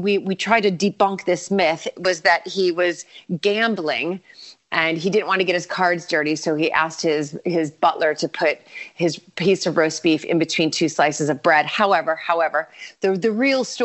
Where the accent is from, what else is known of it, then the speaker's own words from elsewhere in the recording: United States; moved away as an adult; now in England, United Kingdom; obviously I'm American and I came over here about 20 years ago for my job.